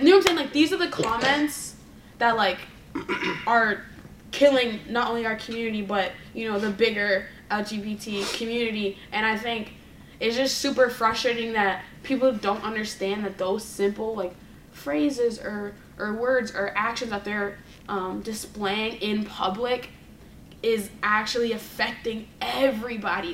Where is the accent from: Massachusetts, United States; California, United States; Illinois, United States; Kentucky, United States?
Massachusetts, United States; Boston; growing up in Boston